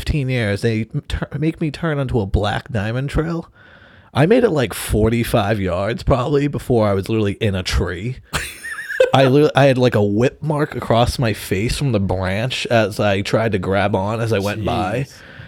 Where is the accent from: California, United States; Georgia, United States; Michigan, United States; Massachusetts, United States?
Massachusetts, United States; Boston; we're born and raised in Boston